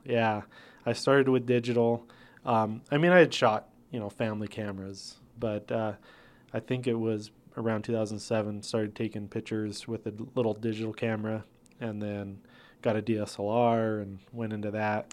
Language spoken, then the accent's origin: English; Placitas, New Mexico, United States; also born or lived in Albuquerque, New Mexico / northern Minnesota; I grew up in Placitas, New Mexico